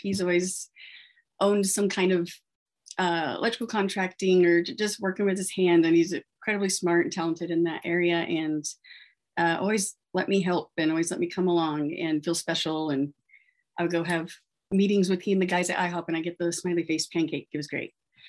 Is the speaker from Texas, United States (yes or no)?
yes; Texas, United States; born there; I was born in 85 in Texas to pretty much newly married parents.